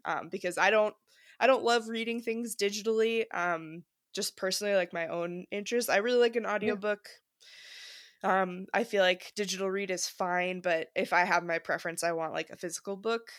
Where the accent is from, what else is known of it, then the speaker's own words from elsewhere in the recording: Wisconsin, United States; So I grew up in Wisconsin and my family was really involved in community theater